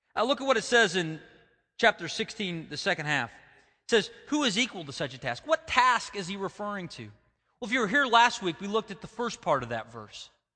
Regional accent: United States

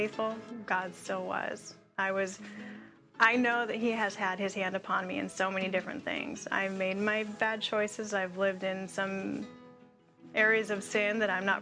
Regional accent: Alaska, United States; moved away as an adult; now in Oklahoma, United States; New to Oklahoma, I am temporarily dislocated from Alaska. I say dislocated because that will always be my home.

